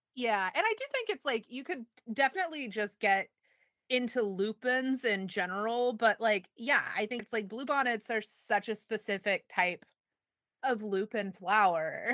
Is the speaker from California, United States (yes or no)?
no; Texas, United States